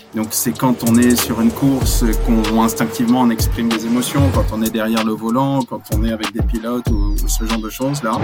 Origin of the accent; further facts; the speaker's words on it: France; on est français